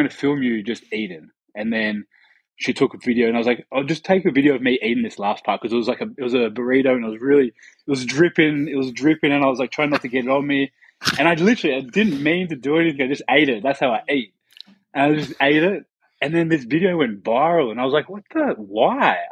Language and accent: English; Canberra, Australian Capital Territory, Australia; now in London, United Kingdom; I'm from Canberra, like near Sydney.